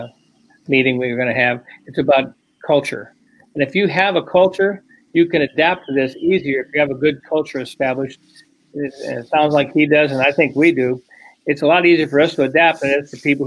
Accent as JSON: {"language": "English", "town": "Brookfield", "region": "Wisconsin", "country": "United States", "said": "I was from Brookfield"}